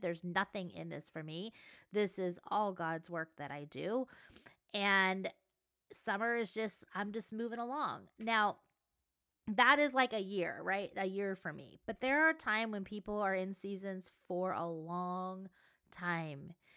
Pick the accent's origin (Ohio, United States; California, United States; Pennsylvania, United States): California, United States; Southern; I live in Southern California. I grew up in Southern California at the beach